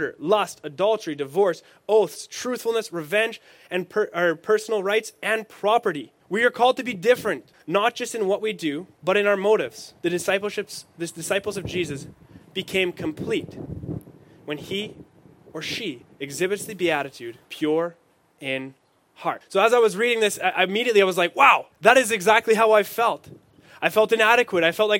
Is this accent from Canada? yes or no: yes; Saskatchewan, Canada; now in Manitoba, Canada; I'm not from Manitoba. I'm from Saskatchewan.